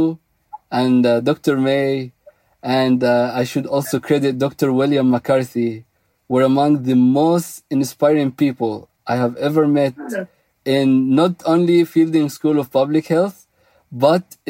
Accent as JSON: {"language": "English", "country": "Egypt", "tie": "born or raised there", "also_born_or_lived": "Memphis, Tennessee, United States / Los Angeles, United States", "moved": "yes", "lives_now": "United States", "said": "growing up in Egypt and coming to America, from Memphis, Egypt to Memphis, Tennessee"}